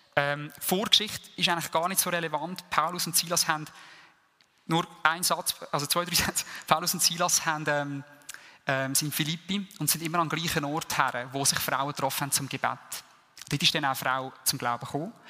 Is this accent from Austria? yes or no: no; Switzerland; uns als Schweizer